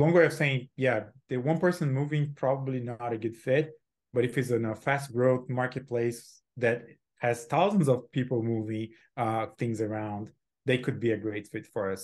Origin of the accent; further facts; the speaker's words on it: Brazil; moved away as an adult; also born or lived in Silicon Valley; now in United States; I'm born and raised in Brazil, um, lived there, uh, for twenty-seven